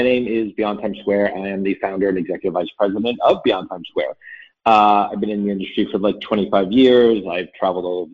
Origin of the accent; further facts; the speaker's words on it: New York City, New York, United States; I'm a New Yorker